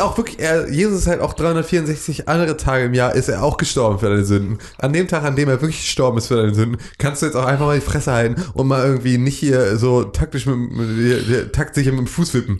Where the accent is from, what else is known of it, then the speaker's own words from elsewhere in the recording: Northern Germany, Germany; wir sind irgendwie Nordlichter